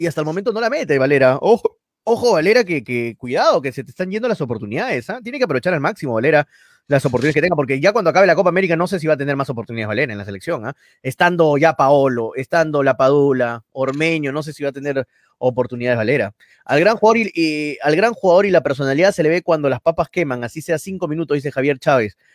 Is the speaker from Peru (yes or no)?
yes; Peru; yo como peruano